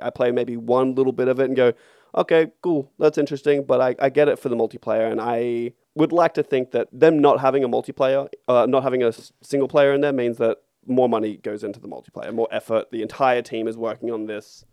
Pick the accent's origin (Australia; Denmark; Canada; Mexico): Australia; we are in Australia and we are Australian.